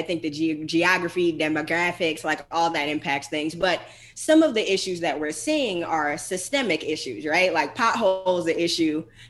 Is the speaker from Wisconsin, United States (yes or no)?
no; Atlanta, Georgia, United States; Yeah, so I'm from here. Kyle has been in Atlanta for a long time, and I'm from Vine City, which is NPUL.